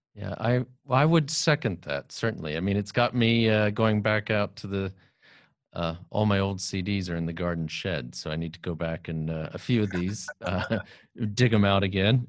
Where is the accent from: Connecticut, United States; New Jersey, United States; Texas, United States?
Texas, United States; San Antonio; I grew up in San Antonio, Texas